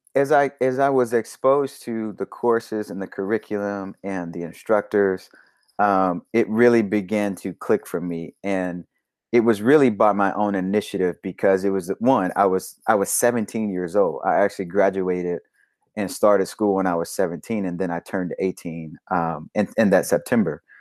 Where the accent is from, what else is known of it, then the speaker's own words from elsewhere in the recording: Little Rock, Arkansas, United States; moved away; I'm from Little Rock, Arkansas, born and raised